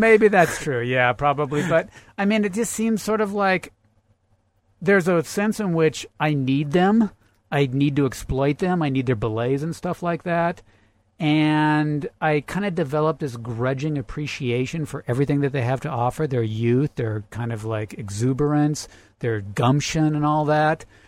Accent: Central Oregon, United States; moved away as an adult; now in Las Vegas, United States; I grew up in Central Oregon

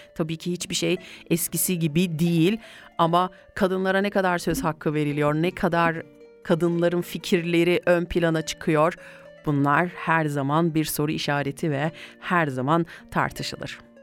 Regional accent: Kayseri Province, Turkey; Şöyle bir memleketime gideyim geleyim ben ya. Şöyle bir Gayseri'ye gidip gelelim evet.

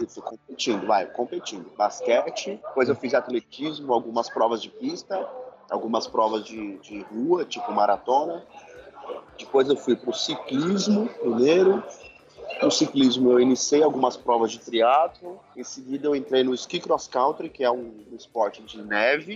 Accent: São Paulo, Brazil; sou de São Paulo

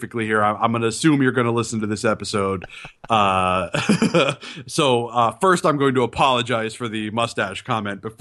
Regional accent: United States; Being an American

